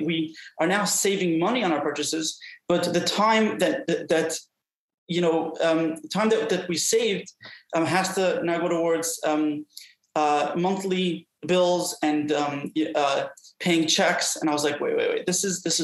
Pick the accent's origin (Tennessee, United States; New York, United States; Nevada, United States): New York, United States; New York City; I was brought up in Brooklyn, New York